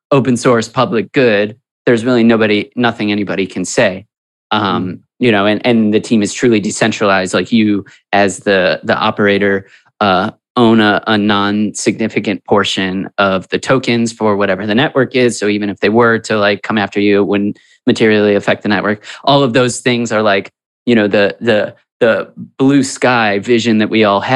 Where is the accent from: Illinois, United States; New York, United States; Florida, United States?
Illinois, United States; Chicago; we're from Chicago